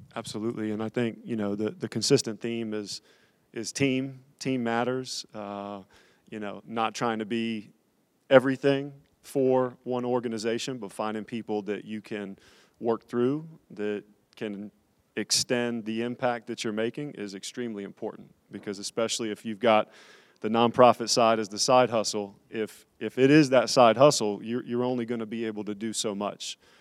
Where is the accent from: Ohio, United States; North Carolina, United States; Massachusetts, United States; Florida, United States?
North Carolina, United States; Raleigh; born and raised in Raleigh